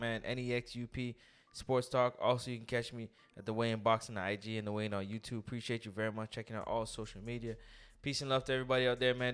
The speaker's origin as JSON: {"language": "English", "town": "Toronto", "region": "Ontario", "country": "Canada", "said": "I'm from Toronto"}